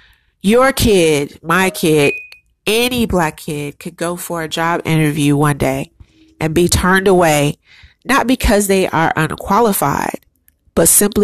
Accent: United States; That's what being Black American in your own country that hates you does to you.

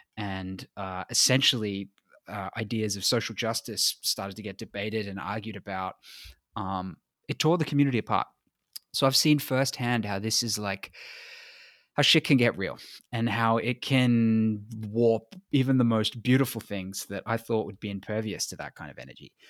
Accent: Australia; I'm white and I'm from Australia

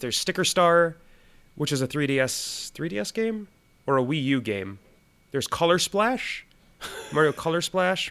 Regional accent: Minnesota, United States; I'm from Minnesota.

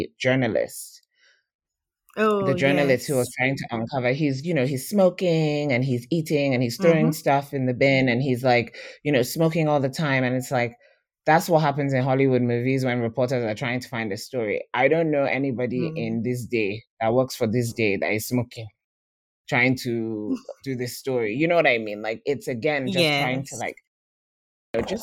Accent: Nigeria; as Nigerian writers

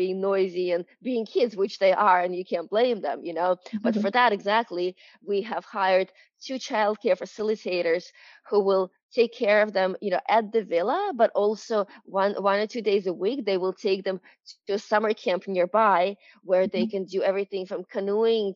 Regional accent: New York, United States; I'm from New York

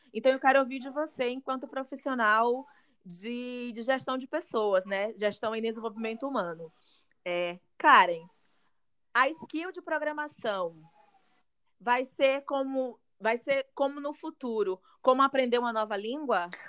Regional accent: Northeast Region, Brazil; moved away as an adult; also born or lived in Southeast Brazil; eu sinto enquanto mulher negra e nordestina, que saí do Nordeste, vim aqui para o Sudeste para tentar carreira

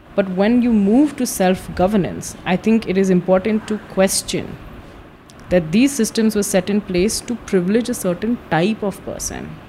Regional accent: Madhya Pradesh, India; I'm from Madhya Pradesh

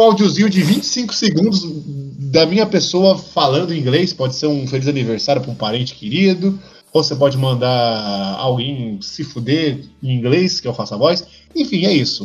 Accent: Brazil

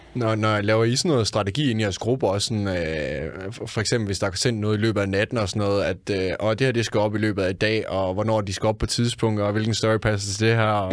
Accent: Randers, Central Denmark Region, Denmark; jeg er fra Randers

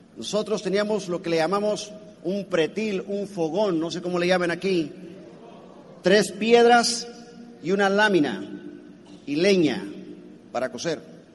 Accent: Colima, Mexico; Yo soy mexicano, de Colima

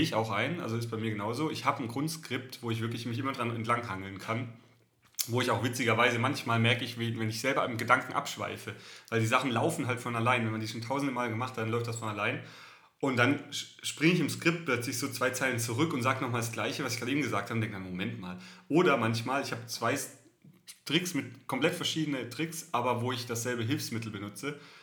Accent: Southern Germany, Germany; accent: süddeutsche Melodie (southern German), often taken for Swabian but not quite; meine Melodie, meine süddeutsche Melodie, die ist einfach nicht wegzukriegen

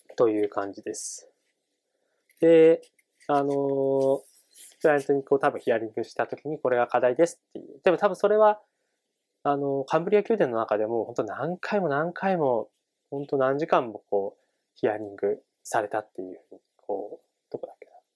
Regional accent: Tochigi, Japan; moved away; 地元の栃木県に住んでいた

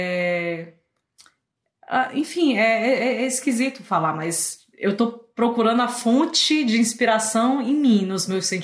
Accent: Fortaleza, Ceará, Brazil; also born or lived in Rio de Janeiro; now in Canada; Aí eu mudei de cidade, né? Saí de Fortaleza, fui pro Rio. E agora, quem vai cortar meu cabelo? E aí eu tive que testar. E daí do Rio pro Canadá

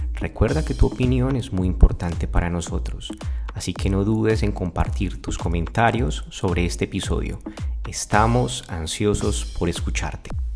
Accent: Medellín, Antioquia, Colombia; Soy de Medellín, Colombia

